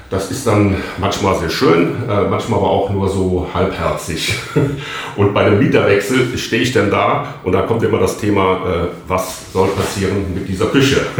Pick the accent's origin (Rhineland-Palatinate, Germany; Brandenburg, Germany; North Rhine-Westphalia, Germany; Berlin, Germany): North Rhine-Westphalia, Germany; Cologne; Ja gut, ich bin ja aus Köln, dann denke ich immer erst äh, erstmal an den Rhein.